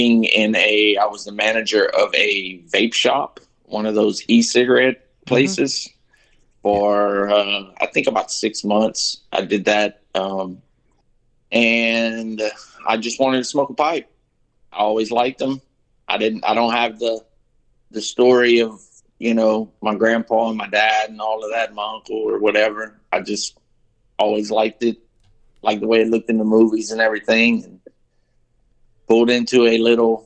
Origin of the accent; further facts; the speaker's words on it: Gueydan, Louisiana, United States; I was born and raised right here in Gueydan, Louisiana. Lived here pretty much all my life